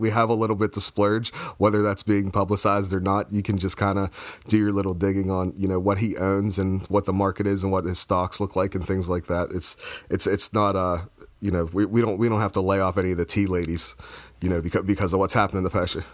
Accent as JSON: {"language": "English", "country": "United States", "tie": "born or raised there", "said": "I was born in the States."}